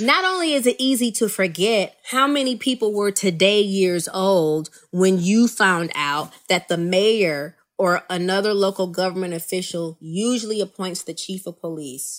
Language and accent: English; Rockford, Illinois, United States; my hometown of Rockford, Illinois